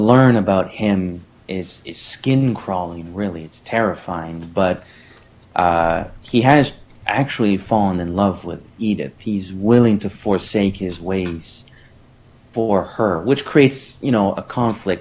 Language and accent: English; Canada; I'm Canadian